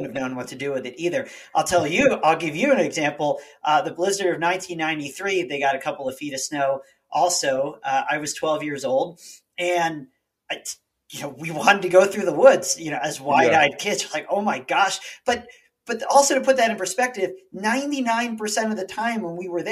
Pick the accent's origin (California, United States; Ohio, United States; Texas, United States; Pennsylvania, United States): Pennsylvania, United States; outside of Philadelphia; moved away as an adult; also born or lived in Boulder, Colorado; now in Colorado, United States; I grew up outside of Philadelphia